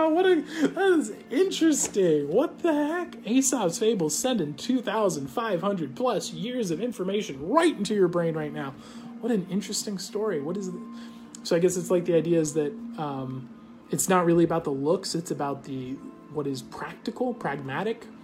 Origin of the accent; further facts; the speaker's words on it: United States; I'm just an American. I speak American